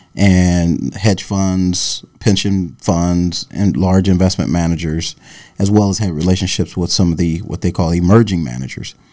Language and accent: English; Dayton, Ohio, United States; moved away as an adult; also born or lived in Yellow Springs, Ohio / Florida; now in New York, United States; I grew up in Dayton, Ohio